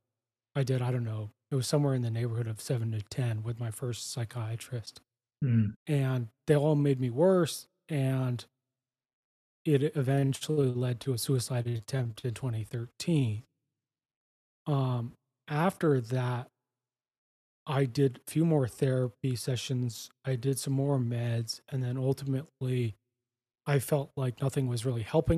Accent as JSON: {"language": "English", "country": "Canada", "moved": "as an adult", "lives_now": "Costa Rica", "said": "I'm Canadian. My wife and I and our dog Winston, we moved down to Costa Rica"}